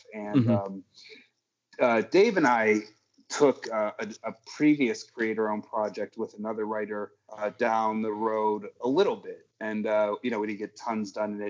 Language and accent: English; Dearborn, Michigan, United States; also born or lived in New York; now in Michigan, United States; I'm in the burbs now. I don't talk about where because there's crazy people out there. But Dearborn raised, man. Fortson High School alumni, 1993.